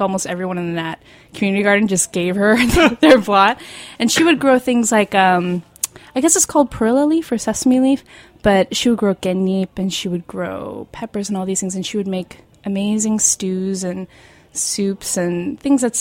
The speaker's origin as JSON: {"language": "English", "town": "Seattle", "region": "Washington", "country": "United States", "tie": "born or raised there", "also_born_or_lived": "Chicago / New Jersey", "moved": "yes", "said": "So I was born in Chicago, but then my parents moved to Seattle and spent a lot of time in Seattle. We also lived in New Jersey for a little bit, but Seattle's mainly where I grew up."}